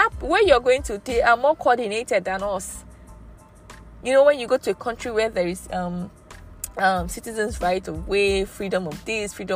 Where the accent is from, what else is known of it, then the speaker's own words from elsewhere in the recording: Nigeria; I'm a Nigerian.